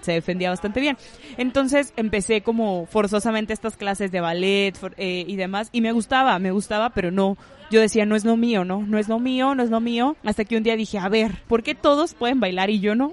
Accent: Monterrey, Nuevo León, Mexico; also born or lived in Isthmus of Tehuantepec, Oaxaca; yo nací aquí en Monterrey, estuve, viví aquí la mayor parte de mi infancia

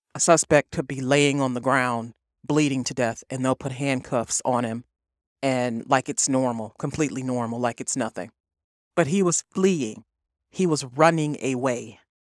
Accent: East Cleveland, Ohio, United States; I was raised in East Cleveland, Ohio. I was born in Cleveland.

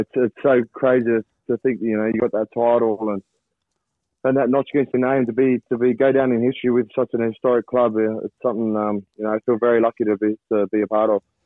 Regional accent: Sydney, New South Wales, Australia; moved away as an adult; now in England; I'm a, a botany kid. Uh, I grew up in botany.

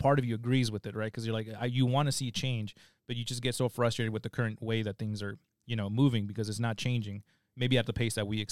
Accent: California, United States; We're from California.

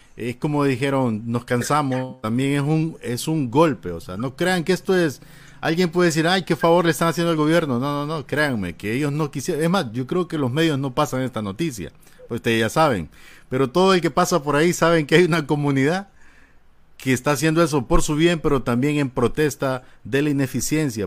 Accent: Honduras; así somos malos catrachos

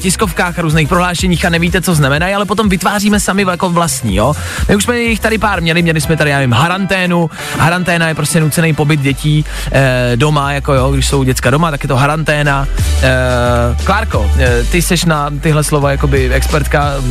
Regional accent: Czechia

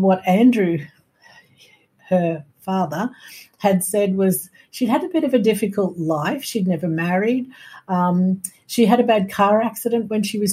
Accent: Brisbane, Queensland, Australia; I knew I was born in Brisbane because that's where I was brought up.

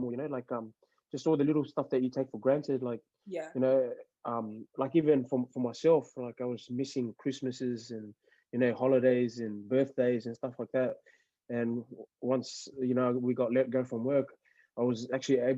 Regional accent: Australia; also born or lived in Fiji; I'm not Fijian anymore. I'm Australian, yeah.

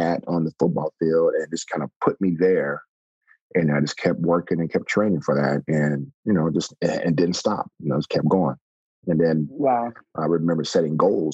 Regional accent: Texas, United States; I'm originally from Texas

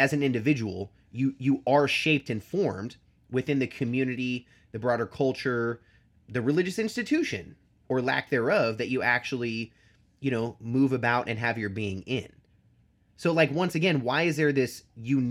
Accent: United States; me as an American

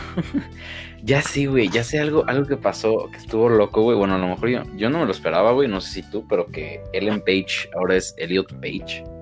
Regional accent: Mexico; Como buenos mexicanos

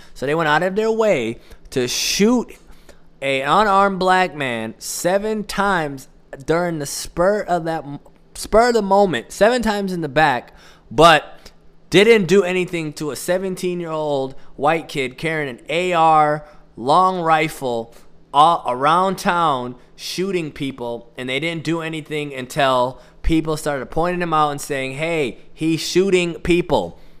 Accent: Midwest, United States; I am from the Midwest.

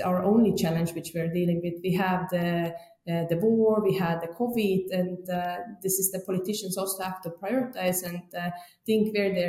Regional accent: Estonia; moved away as an adult; now in Germany; I live now since 5 years in Germany, but I'm originally from Estonia

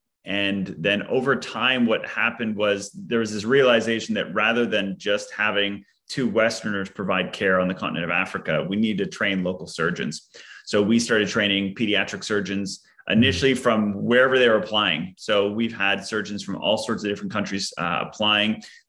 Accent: Yellowknife, Northwest Territories, Canada; born there; moved away; also born or lived in Kuwait; So I was actually born in Northern Canada, in the Northern Territory or Northwest Territories of Canada, a city called Yellowknife.

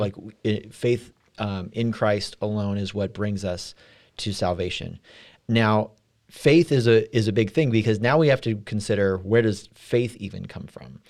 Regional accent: California, United States; now in Midwest, United States; I'm from California

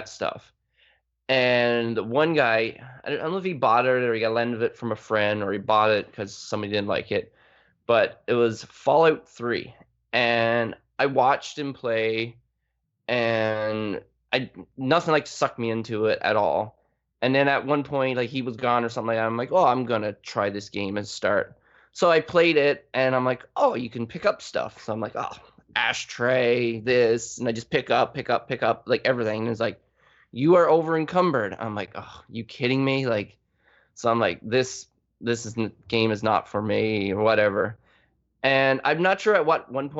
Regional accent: Newfoundland and Labrador, Canada; also born or lived in Vancouver; now in Toronto area, Canada; I'm from Newfoundland. You can't really say it's a city. It's a little town

